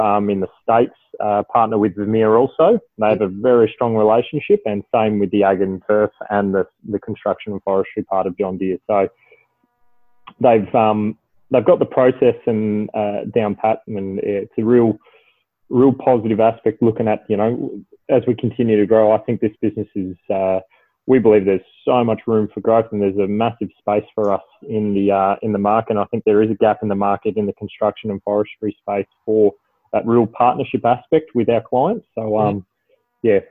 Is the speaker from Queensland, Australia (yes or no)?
no; Victoria, Australia; also born or lived in Adelaide, South Australia; I grew up in Adelaide, and I moved over here from my father getting relocated over to Melbourne. So I now reside in Melbourne, and I did my schooling and further education in Victoria